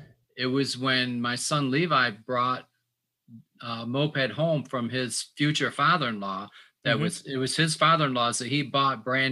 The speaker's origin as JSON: {"language": "English", "town": "Belleville", "region": "Michigan", "country": "United States", "tie": "born or raised there", "said": "I grew up near Belleville, Michigan. It's a small town. I'm going to say northwest of Detroit."}